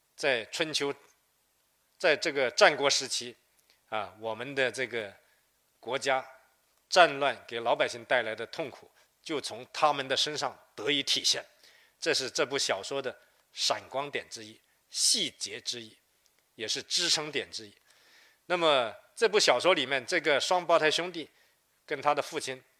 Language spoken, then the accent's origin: Chinese; Wuhua, Guangdong, China; 广东五华也是我的家乡。因此，我们家乡人对这块土地非常热爱